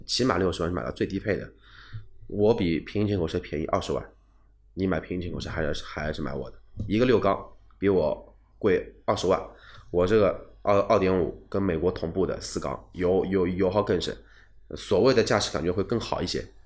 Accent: China; 我们中国人

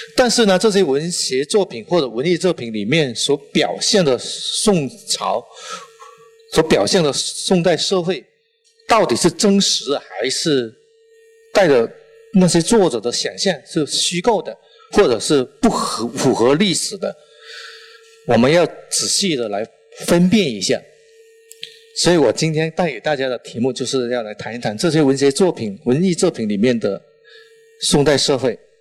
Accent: Guangdong, China; accent: strong Chaoshan accent; Chinese is a second language; now in Guangzhou, China; 我，呃，是潮汕人，呃，带了浓重的潮汕口音

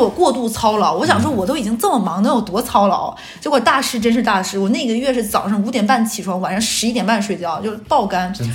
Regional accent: northern China, China; moved away as an adult; now in Shanghai, China; 咱们北方人

